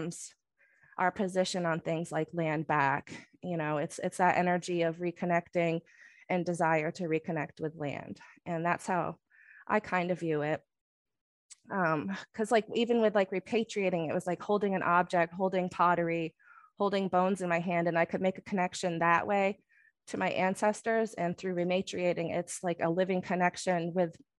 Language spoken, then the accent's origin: English; Maine, United States; We were both born and raised in Maine and have lived off reservation for forever.